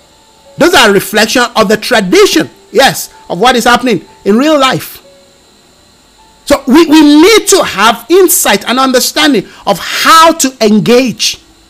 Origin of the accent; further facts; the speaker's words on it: Nigeria; now in South Africa; That's why when I came from Nigeria to South Africa, it took me a couple of years to unlearn certain things that I learned that I thought I was just going to use.